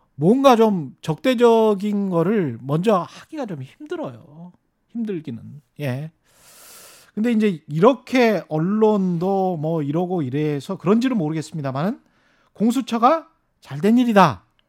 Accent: Honam, South Korea; moved away; 저는 뭐 30년 전에 떠나왔지만 제가 고향이 그쪽인 입장에서는

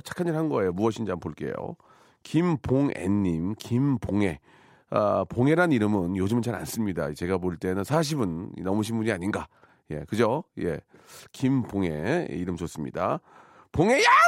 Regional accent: Gunsan, North Jeolla, South Korea; 제 고향 군산

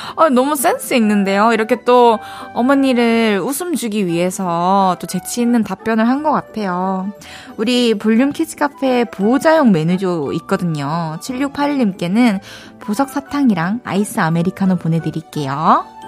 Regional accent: Daegu, South Korea; accent: Daegu dialect

